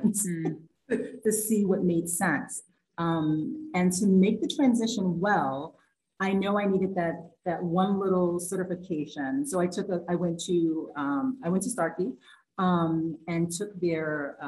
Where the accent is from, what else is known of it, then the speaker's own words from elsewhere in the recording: New York City, New York, United States; accent: New York; I'm still a New Yorker. I'm not sure if that was a great New York accent right there.